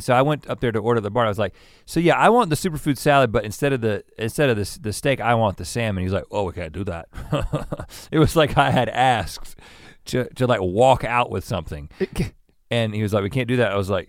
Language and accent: English; Los Angeles, California, United States; Now, again, we're from Los Angeles. We know what a freaking tortilla chip is.